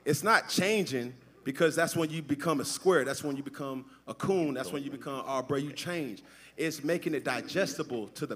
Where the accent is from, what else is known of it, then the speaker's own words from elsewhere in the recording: Atlanta, Georgia, United States; I'm from Atlanta, Georgia.